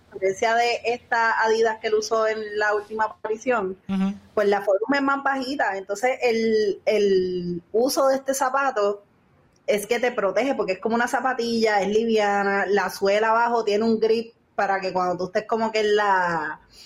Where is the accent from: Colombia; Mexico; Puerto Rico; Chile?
Puerto Rico